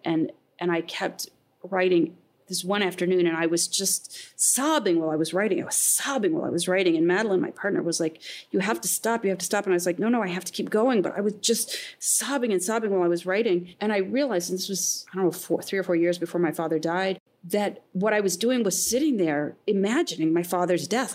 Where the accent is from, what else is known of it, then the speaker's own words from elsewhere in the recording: Midwest, United States; I grew up in the Midwest, that my family went to Cedar Point every year